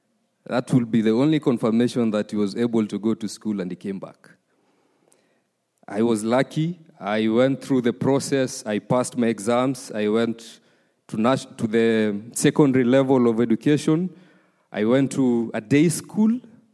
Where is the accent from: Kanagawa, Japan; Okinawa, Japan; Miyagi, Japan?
Okinawa, Japan; Uruma; English is a second language; I was raised in Uruma. The story starts some years back. Very early age of my upbringing, I was the firstborn in a family of five. There's a lot of pressure back in our country when you're a firstborn.